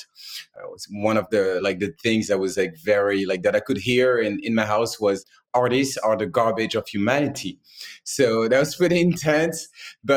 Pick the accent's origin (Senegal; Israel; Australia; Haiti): Senegal; moved away; also born or lived in Bay Area, United States / Paris, France; I was born in Senegal, West Africa